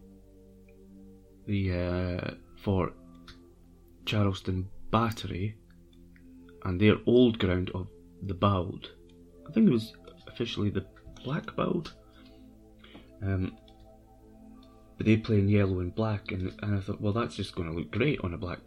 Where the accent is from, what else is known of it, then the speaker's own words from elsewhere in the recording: Scotland, United Kingdom; I'm Scottish.